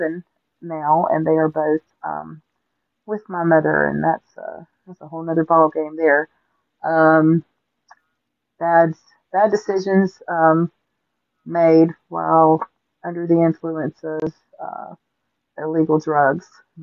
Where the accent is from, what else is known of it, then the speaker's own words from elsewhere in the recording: Augusta, Georgia, United States; I grew up in Augusta, Georgia. I was born and raised there